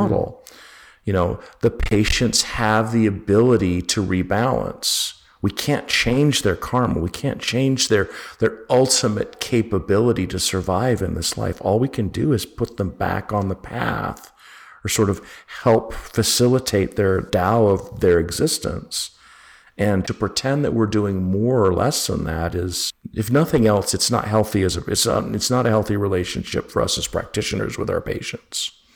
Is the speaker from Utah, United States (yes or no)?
yes; Utah, United States; also born or lived in Berkeley, California; now in Georgia, United States; I grew up in Utah